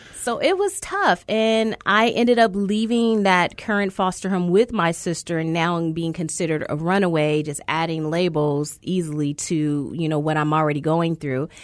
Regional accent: California, United States; I grew up in California system, not Arizona's

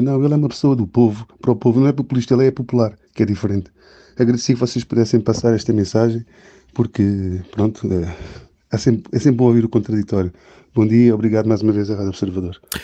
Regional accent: Portugal; moved away; Que o português, estando cá fora, como é o meu caso, é trabalhador, paga os seus impostos, as suas contribuições, vai ao país, sente uma saudade imensa de voltar ao país

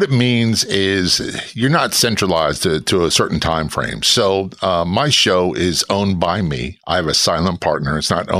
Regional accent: Norfolk, Virginia, United States; also born or lived in New Jersey / Spain / Tennessee; So I was born in New Jersey. I lived in Spain. I lived in Tennessee. And I spent most of my childhood, formative years, in Norfolk, Virginia Beach area of Virginia.

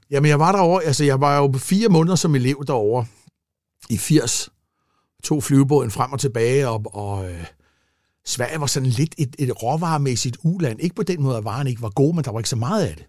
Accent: Gladsaxe, Capital Region of Denmark, Denmark; also born or lived in Italy; jeg kommer fra Gladsaxe af

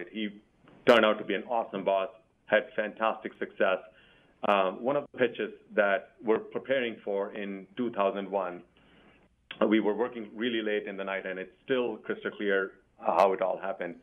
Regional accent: India; now in Virginia, United States; I grew up in India

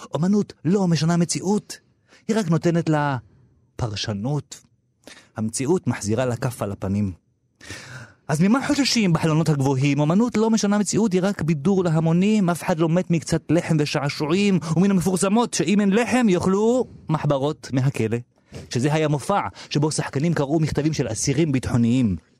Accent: Petah Tikva, Central District, Israel; now in Tel Aviv, Israel; אני גדלתי בשעריה, שזו שכונה של תימנים בפאתי פתח תקווה

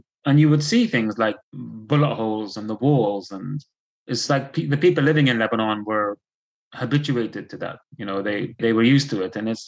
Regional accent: Belfast, Northern Ireland, United Kingdom; born there; even though I'm a British citizen by virtue of being born in Belfast, I was never treated as British.

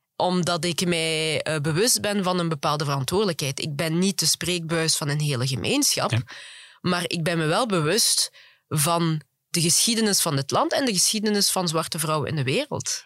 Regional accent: Flanders, Belgium; also born or lived in Congo; want ik ben vooral in Vlaanderen opgegroeid. Ik ben ook in Vlaanderen naar school gegaan.

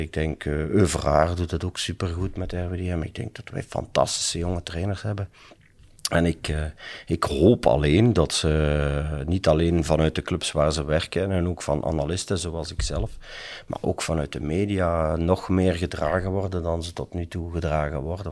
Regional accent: Limburg, Flanders, Belgium; als Limburger

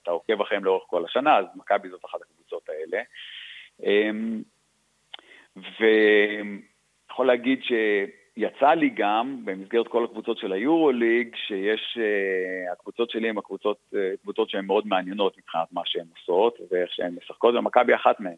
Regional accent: Israel; moved away as an adult; also born or lived in Australia; now in Milan, Italy; אנחנו ישראלים ואנחנו רואים בישראל בית

